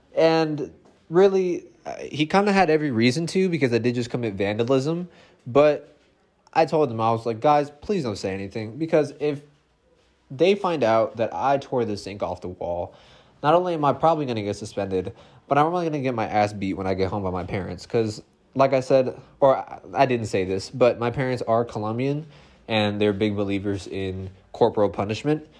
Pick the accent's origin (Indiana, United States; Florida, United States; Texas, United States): Florida, United States; West Palm Beach; I grew up in West Palm Beach.